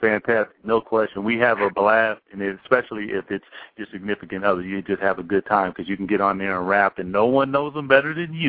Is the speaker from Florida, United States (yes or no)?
no; Seattle, Washington, United States; We're from Seattle. We don't have a hockey team, but we used to the Seattle Totems.